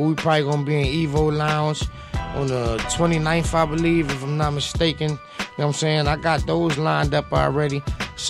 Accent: New York City, New York, United States; moved away; I'm from the South Bronx originally

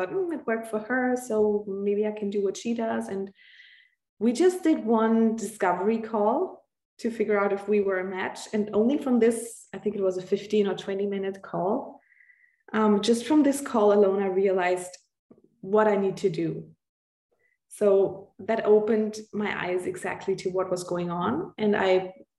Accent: Austria; I'm from Austria

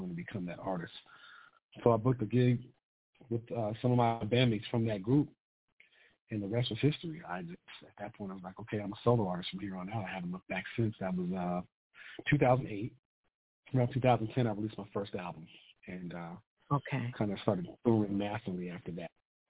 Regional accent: Colorado Springs, Colorado, United States; I'm from Colorado Springs, Colorado. I'm a military brat. I have a lot of family here on both sides.

